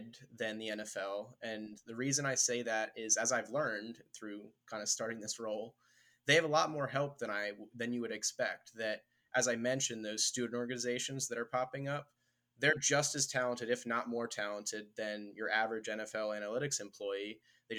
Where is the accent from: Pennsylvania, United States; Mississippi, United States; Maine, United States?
Pennsylvania, United States; Philadelphia; moved away as an adult; also born or lived in Atlanta; Growing up in Philadelphia